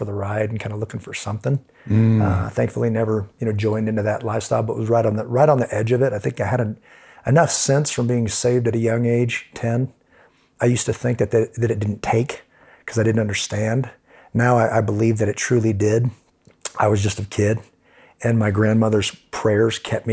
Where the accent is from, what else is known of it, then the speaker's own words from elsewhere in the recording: Kansas City, Missouri, United States; moved away; Grew up in Kansas City, Missouri.